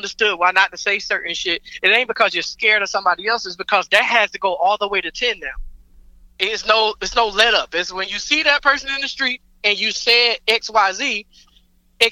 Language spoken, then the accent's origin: English; Atlanta, Georgia, United States; I grew up in Atlanta. Like, this, you know, this is my home